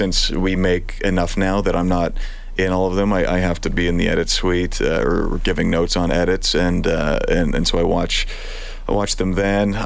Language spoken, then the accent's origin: English; Edmonton, Alberta, Canada; moved away as an adult; I was from Edmonton, Alberta